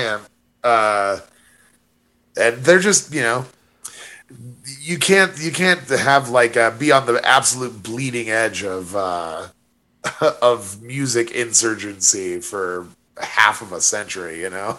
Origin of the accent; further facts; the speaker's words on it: Monument, Colorado, United States; my hometown of Monument